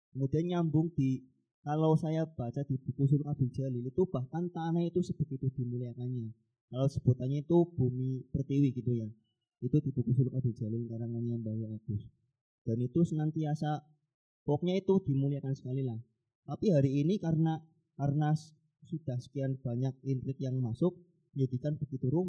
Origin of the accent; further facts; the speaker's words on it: Tegal, Central Java, Indonesia; now in Purworejo, Indonesia; kebetulan saya domisili di Purworejo, tapi asal saya dari Tegal.